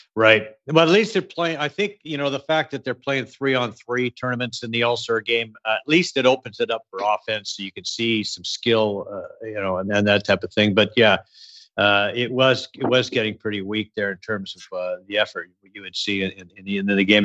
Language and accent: English; Edmonton, Alberta, Canada; growing up in Edmonton